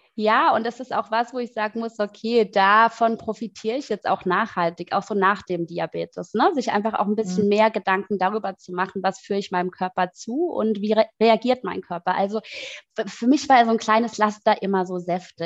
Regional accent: Mannheim, Baden-Württemberg, Germany; moved away as an adult; now in Berlin, Germany; ich komme ursprünglich aus Mannheim, ähm, lebe aber seit sechs Jahren in Berlin

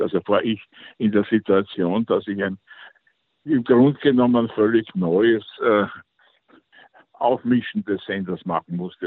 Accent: Vienna, Austria; moved away as an adult; also born or lived in Luxembourg; ich war nach dem Krieg äh, als Wiener Kind

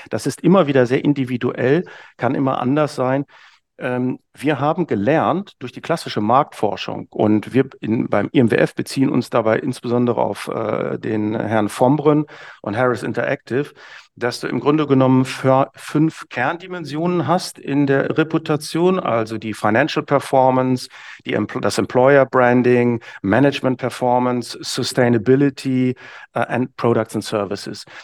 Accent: Hamburg, Germany; Als Hamburger würde ich da sagen, ne, ich muss eben wissen, wenn ich unten am Fischmarkt stehe, kriege ich heute noch nasse Füße oder nicht.

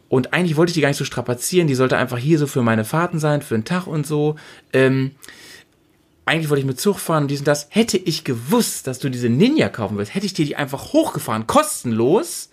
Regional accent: Sülbeck, Lower Saxony, Germany; moved away; also born or lived in Bremen; mein Heimatdorf, von wo wir gestartet sind, das ist gleich, das ist, also Nienstedt ist so eine 3000 Seelen Gemeinde, ne? Ja. Und ich so, ich komme aus dem Unterteil von Nienstedt, aus Sülbeck.

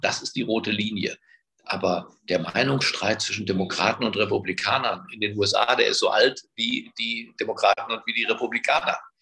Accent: Berlin, Germany; ich bin halt in Berlin geboren, ich spreche auch kein Ungarisch

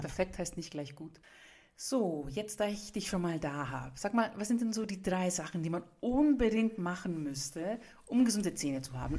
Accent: Nuremberg, Bavaria, Germany; ich komme aus Franken, ich bin Griechen, aber ich wurde ja in Nürnberg geboren, in Franken geboren.

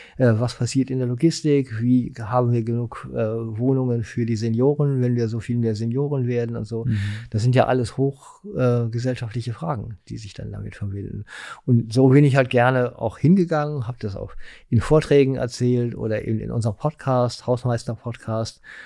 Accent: Essen, North Rhine-Westphalia, Germany; moved away as an adult; also born or lived in Mülheim an der Ruhr / Bochum / Munich; now in Berlin, Germany; ich bin in Essen geboren, im Knappschaftskrankenhaus

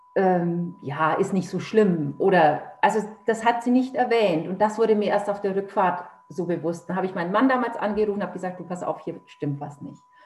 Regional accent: Nuremberg, Bavaria, Germany; now in Lower Saxony, Germany; ich komme ursprünglich aus Nürnberg, lebe jetzt aber hier in Niedersachsen

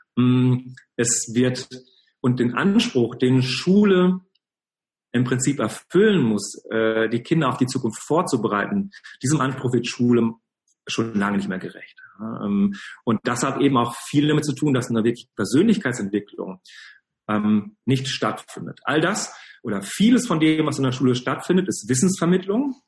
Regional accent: Cologne, North Rhine-Westphalia, Germany; Ich komme genau aus Köln

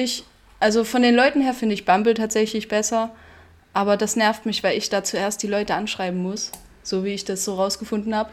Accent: Bad Blankenburg, Thuringia, Germany; ich komme aus Bad Blankenburg

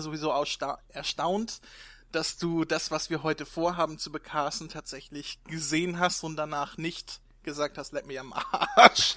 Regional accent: Northern Germany, Germany; ich komme aus Norddeutschland, hier sagen wir zu allen Moin

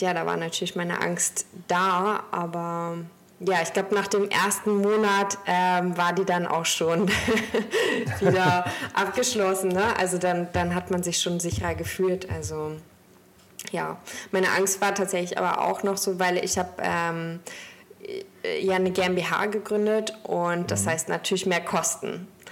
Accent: Stralsund, Mecklenburg-Vorpommern, Germany; now in Hamburg, Germany; Ich komme gebürtig aus Stralsund und habe dort mit 16 meine Ausbildung begonnen

